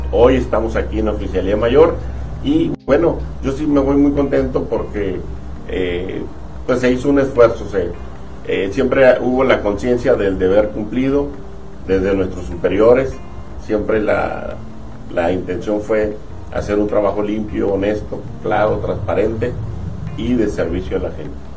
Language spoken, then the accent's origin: Spanish; Tijuana, Baja California, Mexico; Yo soy de Tijuana